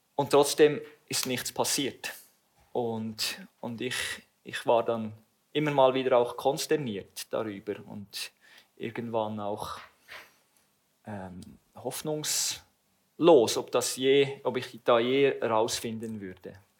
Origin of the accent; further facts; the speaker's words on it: Langenthal, Bern, Switzerland; ich wurde in Langenthal geboren und habe dort auch den größten Teil meiner Teenager- und jungen Erwachsenenjahre verbracht